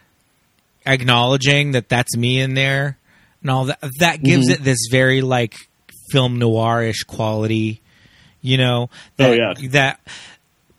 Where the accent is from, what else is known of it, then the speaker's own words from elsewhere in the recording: Los Angeles, California, United States; I'm from here